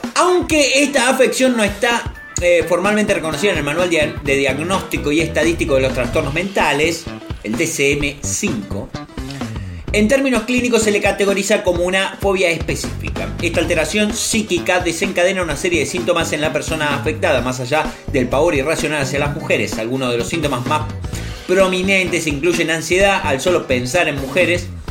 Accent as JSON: {"language": "Spanish", "country": "Argentina", "tie": "born or raised there", "said": "mi experiencia como niño, como argentino"}